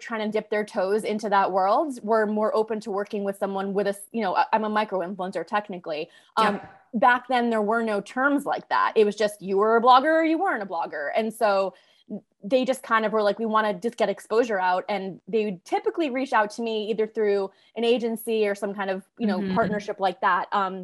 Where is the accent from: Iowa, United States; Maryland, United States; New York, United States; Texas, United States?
New York, United States; Carmel; moved away as an adult; now in Los Angeles, United States; I grew up in Carmel, which is just a little north of Westchester